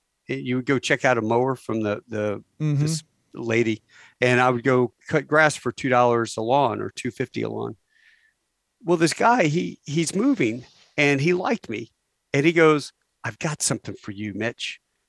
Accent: Virginia, United States; I grew up on Little Creek Amphibious Base.

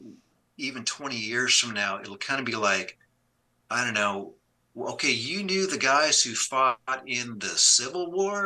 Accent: Canada; I grew up in Canada

